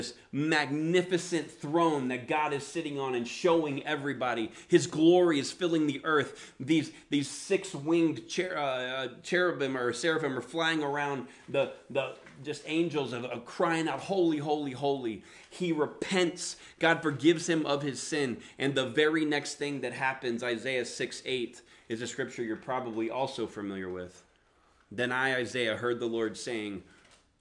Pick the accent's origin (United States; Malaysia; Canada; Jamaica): United States; the South; accent: Southern; I grew up in the South, so that's where the accent come from